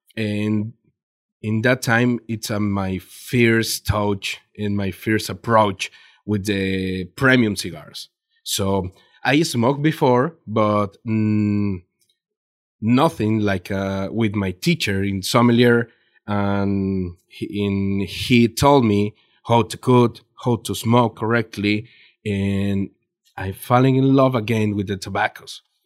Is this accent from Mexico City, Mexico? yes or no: no; Jalisco, Mexico; English is a second language; I'm from Jalisco